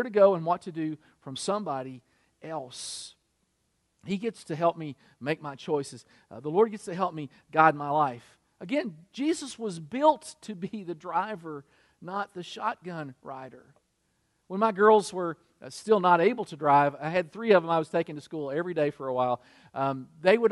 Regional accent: Kentucky, United States; also born or lived in Michigan; now in South Carolina, United States; I was from Kentucky. I lived in Michigan.

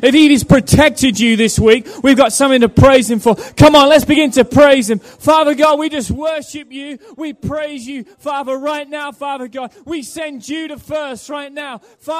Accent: Norwich, East of England, United Kingdom; born there; I was born in England with Phil in the same church in a place called Norwich. And I went over to Australia to study

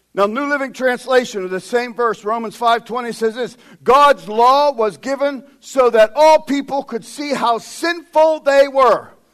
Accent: United States; we as American Christians

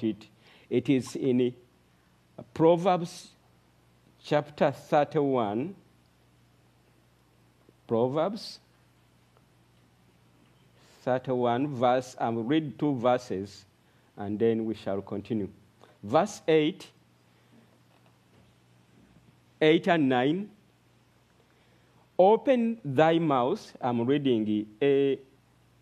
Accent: Uganda; moved away as an adult; now in Arua, Uganda; I come from Uganda, Arua district

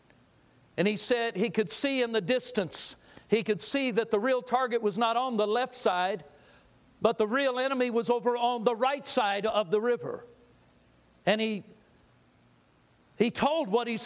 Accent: Southern California, United States; I grew up in Southern California. I was a beach guy

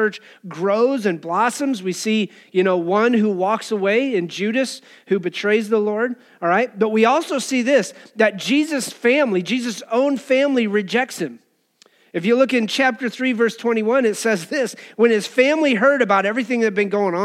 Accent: Cheyenne, Wyoming, United States; As a teenager, I remember growing up in Wyoming and Cheyenne

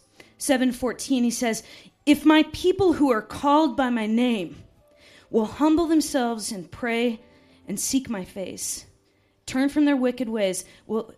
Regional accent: United States; also born or lived in Montana; I'm from Wyoming and Montana

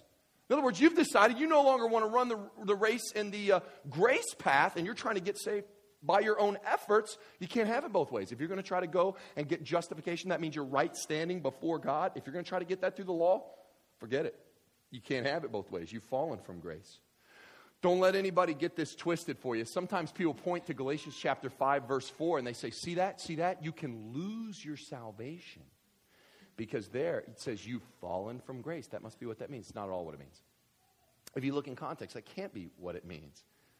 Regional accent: Kentucky, United States; So I grew up in West Kentucky, and there were these people, we would have, people took church real serious, okay?

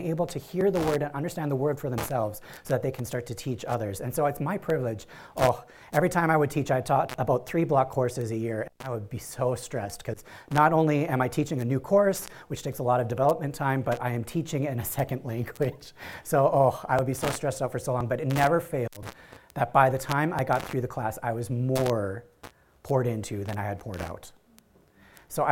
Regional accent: Iron Range, northern Minnesota, United States; moved away as an adult; now in Cambodia; I grew up in northern Minnesota on the Iron Range.

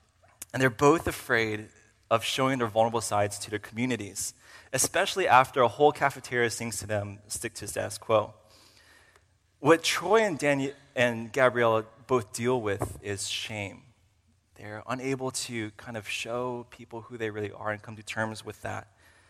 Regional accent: Uzbekistan; also born or lived in Kyrgyzstan / Virginia, United States; I came down from Virginia for the purpose of studying here at RTS for seminary. And so just a little bit about myself. I am a missionary kid, and I grew up as a missionary kid for 10 years in Uzbekistan and Kyrgyzstan.

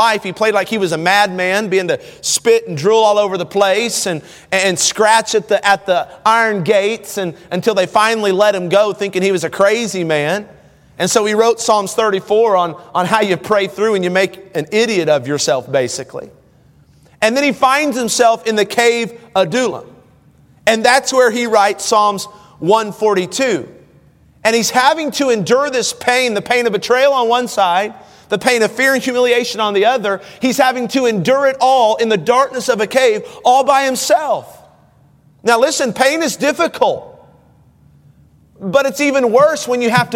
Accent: United States; As an American

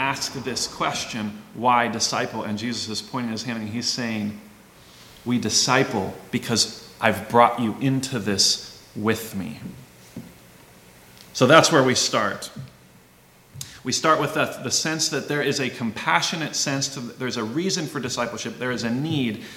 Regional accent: Walla Walla, Washington, United States; I grew up in Walla Walla, Southeast Washington

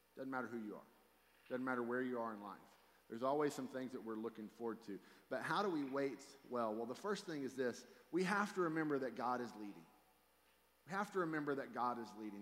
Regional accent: Fort Worth, Texas, United States; also born or lived in South Louisiana; I grew up here in Fort Worth, Texas, where 15 minutes early is late.

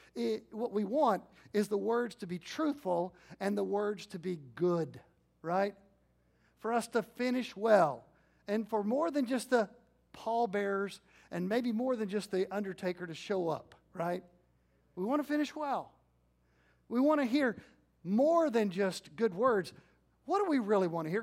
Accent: Jewett, Texas, United States; also born or lived in Arlington, Texas; my little church I grew up in First Baptist Jewett

